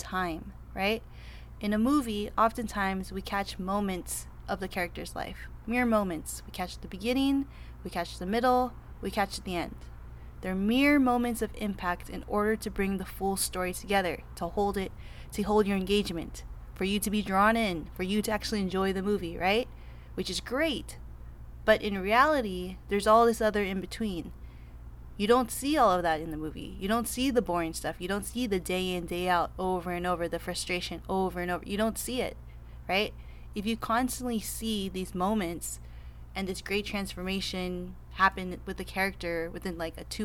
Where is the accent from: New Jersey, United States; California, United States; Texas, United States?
California, United States; Los Angeles; I am from Los Angeles, California